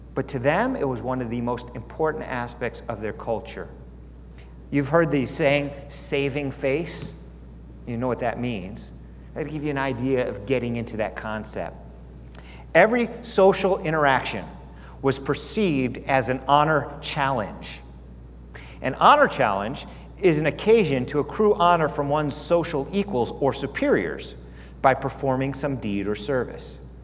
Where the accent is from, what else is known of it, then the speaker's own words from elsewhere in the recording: United States; also born or lived in California / Arizona; I was from America and I used to live in California, I live in Arizona